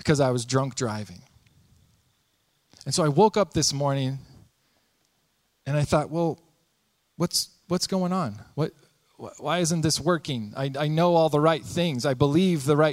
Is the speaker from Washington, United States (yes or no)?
yes; Spokane, Washington, United States; I was born in Spokane, Washington, born and raised there